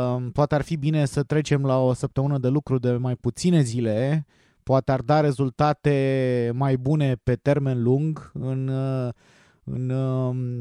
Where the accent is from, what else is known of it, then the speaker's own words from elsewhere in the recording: Romania; noi ca români